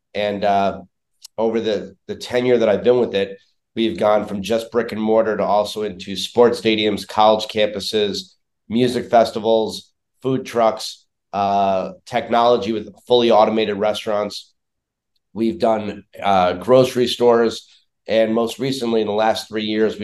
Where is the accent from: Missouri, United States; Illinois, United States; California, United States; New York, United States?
New York, United States; New York City; moved away as an adult; now in Chicago, United States; originally born and raised in New York City